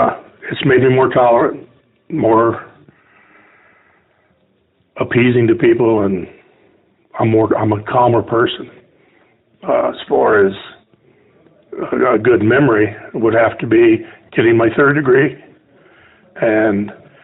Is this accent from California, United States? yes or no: no; San Antonio, Texas, United States; born or raised there; now in Arizona, United States